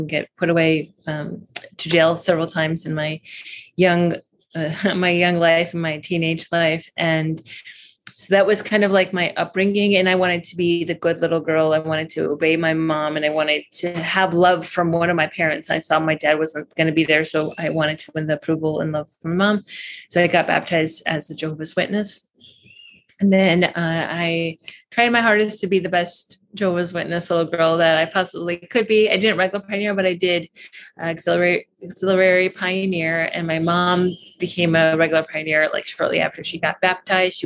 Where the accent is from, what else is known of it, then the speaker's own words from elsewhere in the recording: United States; moved away as an adult; also born or lived in Baghdad, Iraq / Michigan / Chicago / California; now in Costa Rica; So I was born in Baghdad, Iraq, and my family moved to America when I was 1.5.